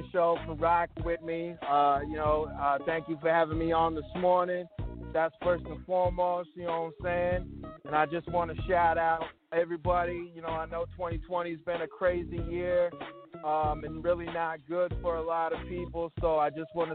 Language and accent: English; Rapid City, South Dakota, United States; also born or lived in Denver; here in my hometown, Rapid City, you know, in Denver, my second home